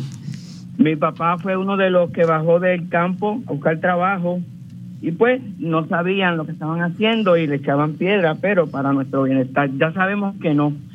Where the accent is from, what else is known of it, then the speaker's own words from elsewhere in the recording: Cataño, Puerto Rico; now in Orlando, United States; yo nací ahí, yo nací en Juanamato, Cataño